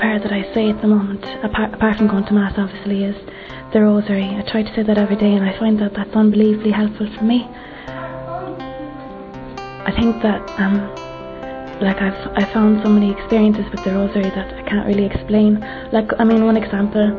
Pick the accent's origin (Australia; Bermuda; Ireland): Ireland; I'm 25 and I'm from Ireland